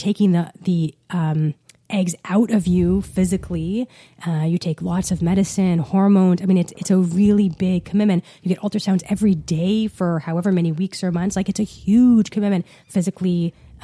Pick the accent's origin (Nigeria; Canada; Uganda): Canada; Ottawa, Ontario; I grew up in Ottawa.